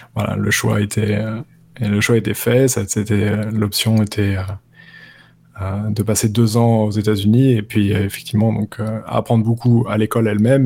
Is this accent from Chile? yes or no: no; Paris, Île-de-France, France; moved away as an adult; now in New York, United States; je viens de Paris, Bastille, et je vis à New York, à Brooklyn, depuis maintenant six ans